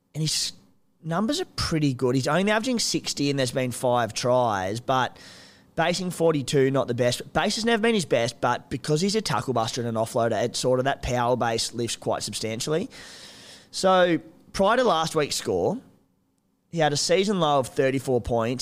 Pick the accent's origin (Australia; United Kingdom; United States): Australia; Cooma, New South Wales; moved away; I'm from Cooma